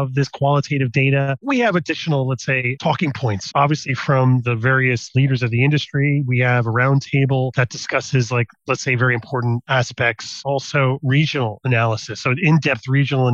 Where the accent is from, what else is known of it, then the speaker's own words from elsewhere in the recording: United States; moved away as an adult; now in Netherlands; I'm American, but I'm based in the Netherlands